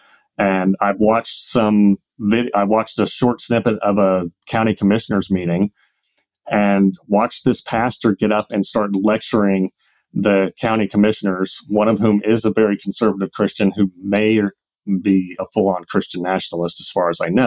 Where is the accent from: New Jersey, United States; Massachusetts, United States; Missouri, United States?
Missouri, United States; Kansas City; I was born in Kansas City, Missouri